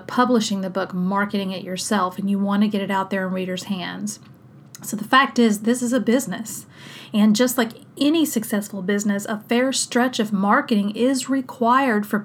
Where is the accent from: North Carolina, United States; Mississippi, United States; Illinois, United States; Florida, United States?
Mississippi, United States; South; my hometown in South Mississippi